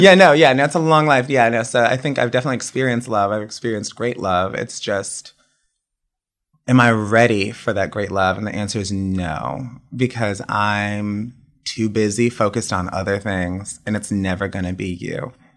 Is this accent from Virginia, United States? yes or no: yes; Woodbridge, Virginia, United States; moved away as an adult; also born or lived in Miami, Florida; I grew up in Woodbridge, Virginia, which is like right outside of DC